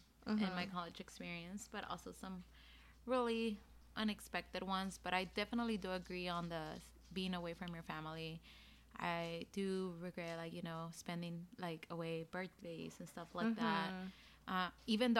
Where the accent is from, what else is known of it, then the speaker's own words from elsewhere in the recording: Austin, Texas, United States; I'm from Austin, so San Marcos was literally like a 45-minute drive